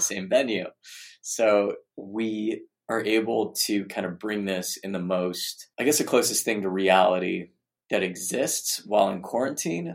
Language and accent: English; Arizona, United States; the kind of educational environment I grew up in in Arizona